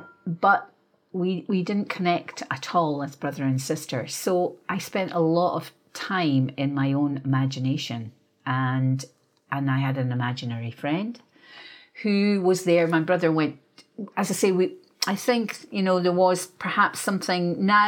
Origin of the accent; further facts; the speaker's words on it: Perth, Scotland, United Kingdom; I was born and raised in Scotland. And I was raised by my father and mother. My father was Scottish and my mother was part English. So they had come from London and they were army people. So we grew up in Perth because they had a barracks there.